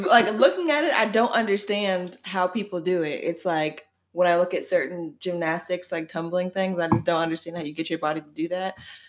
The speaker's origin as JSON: {"language": "English", "town": "Algonquin", "region": "Illinois", "country": "United States", "accent": "Algonquin", "said": "I have this fucking Algonquin accent."}